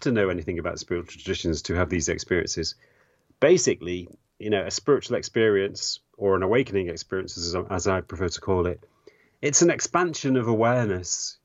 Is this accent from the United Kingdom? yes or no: yes; England, United Kingdom; I grew up in England in the 1980s